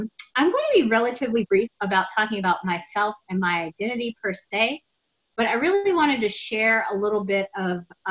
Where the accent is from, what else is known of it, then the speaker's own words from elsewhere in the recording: Nashville, Tennessee, United States; I'm from Nashville